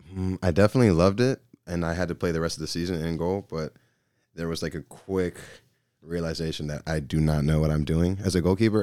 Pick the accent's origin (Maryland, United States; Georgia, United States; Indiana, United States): Georgia, United States; Gwinnett County; moved away; I'm from Gwinnett County, Georgia